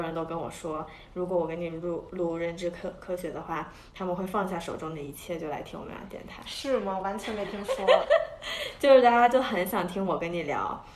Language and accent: Chinese; China; now in United States; 我作为一个在美国读书的中国人